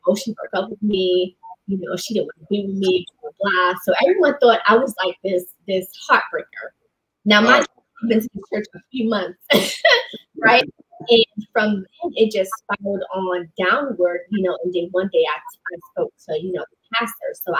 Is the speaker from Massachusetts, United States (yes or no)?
no; New York, United States; I grew up in New York